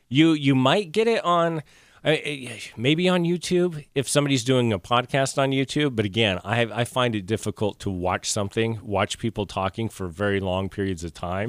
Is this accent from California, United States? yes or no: no; Rexburg, Idaho, United States; moved away; also born or lived in Maine; I'm originally from Idaho